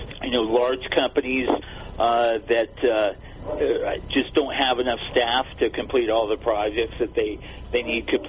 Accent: Whittier, California, United States; I'm a Southern California kid, grew up, born and raised in Southern California, grew up in Whittier

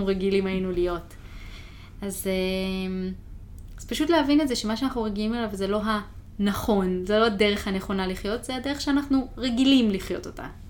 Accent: Israel; moved away as an adult; now in United States; מה שגדלתי איתו mm-hmm. בארץ

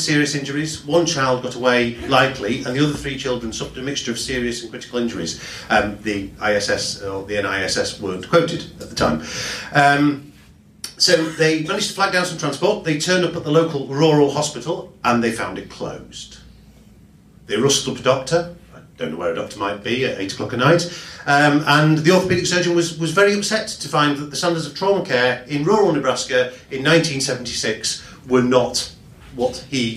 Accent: Yorkshire and the Humber, United Kingdom; I'm from Yorkshire. I only work here

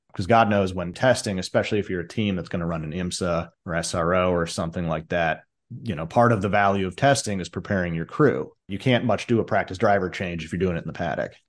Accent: Chicago, Illinois, United States; I grew up in Chicago

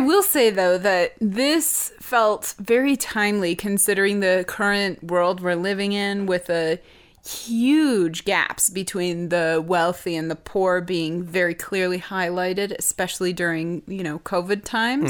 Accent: United States; as an American

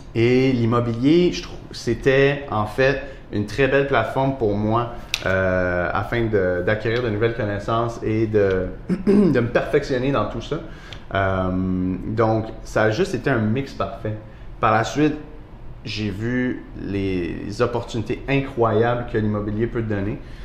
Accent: Montreal, Quebec, Canada; j'ai grandi dans le fond dans le quartier antique à Montréal

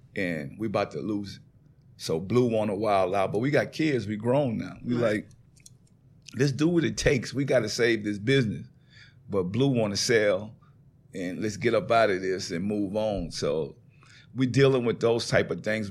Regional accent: New Orleans, Louisiana, United States; accent: country; moved away as an adult; also born or lived in California; I moved to California. Mm-hmm. I'm from New Orleans. Mm-hmm. I don't sound like none of them out there when I get to California, I sound all the way country.

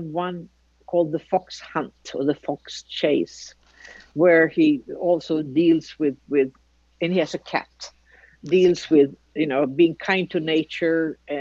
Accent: Sweden; moved away; When I grew up in Sweden

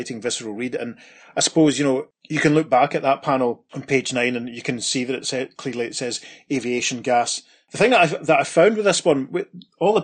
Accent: Scotland, United Kingdom; as a British person, as a Scot

